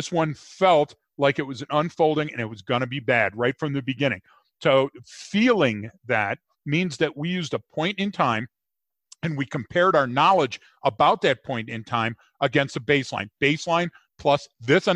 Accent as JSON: {"language": "English", "town": "Detroit", "region": "Michigan", "country": "United States", "tie": "born or raised there", "said": "growing up in Detroit"}